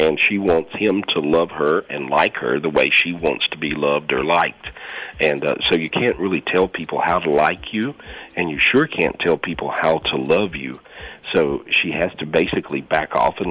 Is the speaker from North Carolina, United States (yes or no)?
yes; North Carolina, United States; moved away; I'm originally from North Carolina, and I have a house there now